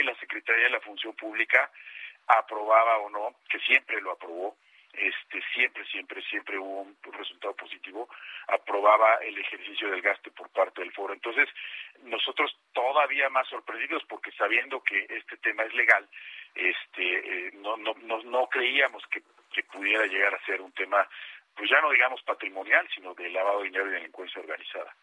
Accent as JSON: {"language": "Spanish", "country": "Mexico", "said": "como mexicano"}